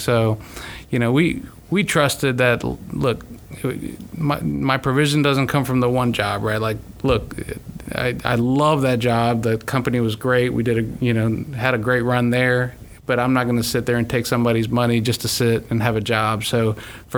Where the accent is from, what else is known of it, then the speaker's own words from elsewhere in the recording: Tampa, Florida, United States; moved away; I'm originally from Tampa